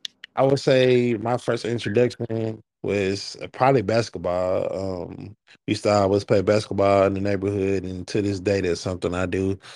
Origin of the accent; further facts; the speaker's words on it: Arkansas, United States; I'm from Arkansas, which we don't have any professional teams.